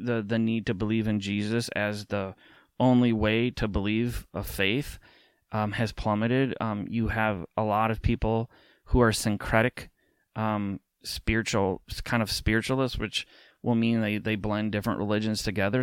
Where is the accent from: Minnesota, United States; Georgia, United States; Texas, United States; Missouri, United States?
Minnesota, United States; an American, um, specifically in the Twin Cities here in Minnesota